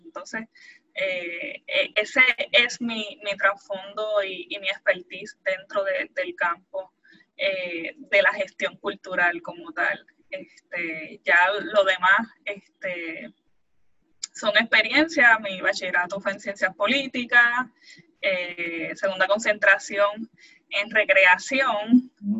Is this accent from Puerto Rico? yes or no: yes; Puerto Rico; nosotros como puertorriqueños